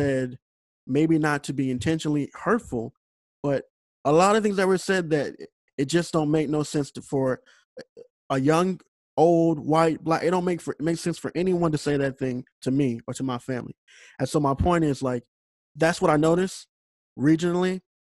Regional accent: St. Louis, Missouri, United States; I grew up in St. Louis

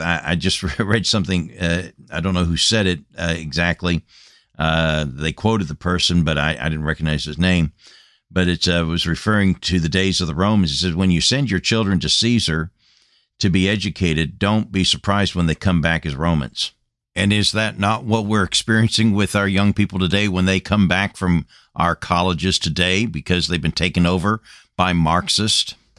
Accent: United States; moved away as an adult; Came back to my homeland after being a missionary for number of years and burdened for my home country, my home nation

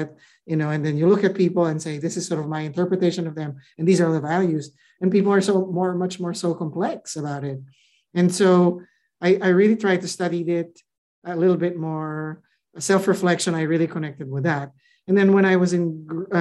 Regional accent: Philippines; moved away as an adult; now in United States; I grew up in the Philippines. You know, I came here in my mid-20s to go to grad school.

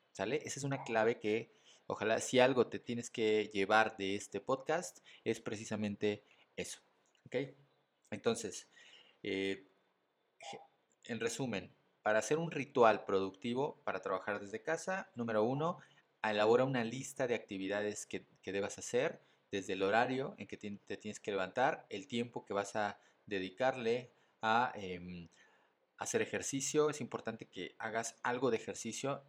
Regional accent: Mexico City, Mexico; soy mexicano, soy de la Ciudad de México

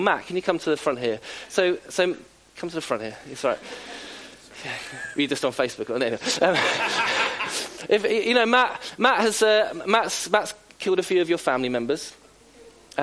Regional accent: South Coast, South East England, United Kingdom; born and bred on the South Coast, as am

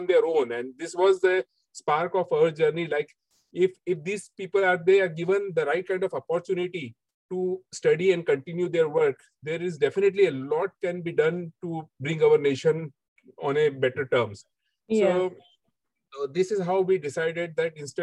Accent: Mumbai, Maharashtra, India; also born or lived in Dubai; back at our home in Mumbai with my parents

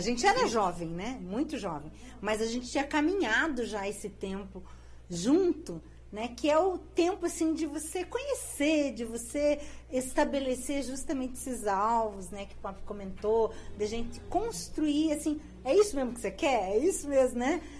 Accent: Curitiba, Paraná, Brazil; eu sou curitibana, né? Nasci em Curitiba, me criei ali na região do Portão, Água Verde

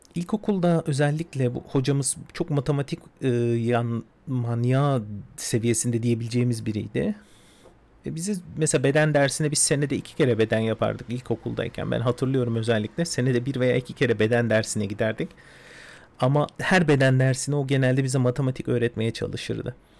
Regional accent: Istanbul, Turkey; İstanbul'da doğdum, büyüdüm

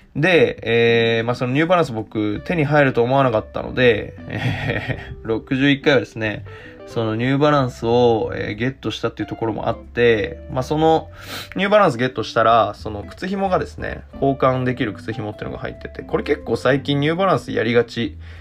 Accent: Tokyo, Japan; moved away as an adult; also born or lived in Yokohama; now in Osaka, Japan; 東京で生まれて、えー、東京で育ってですね

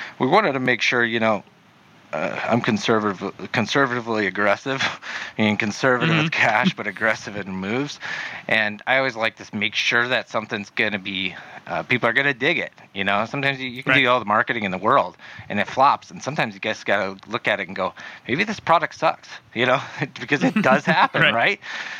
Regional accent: South Dakota, United States; moved away as an adult; now in Arizona, United States; South Dakota, military.

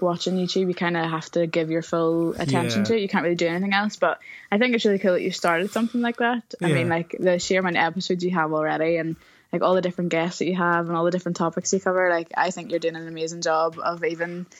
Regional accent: Northern Ireland, United Kingdom; I'm from Northern Ireland

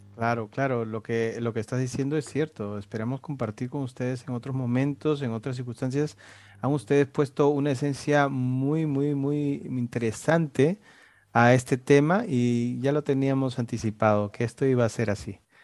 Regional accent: Lima, Peru; los que somos capitalinos

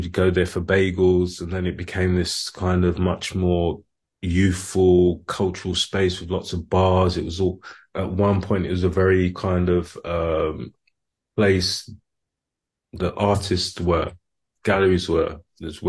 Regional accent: London, United Kingdom; I grew up in London

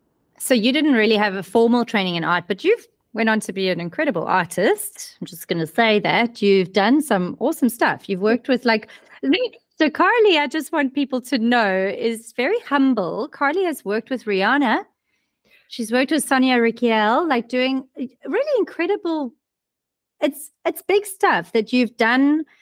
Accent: South Africa; moved away; also born or lived in São Paulo, Brazil / Algarve, Portugal / London, United Kingdom; especially because we're immigrants and we came from South Africa. I lived in São Paulo, Brazil when I was younger. I lived in Algarve in Portugal. I lived in London. And then we moved here.

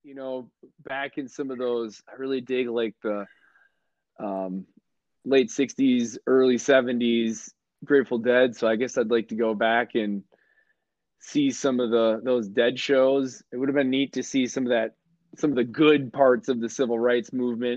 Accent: Wisconsin, United States; now in Mesa, United States; I'm originally from Wisconsin

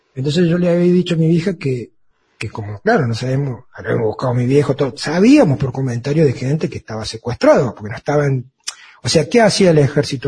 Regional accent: Argentina; como tantos argentinos

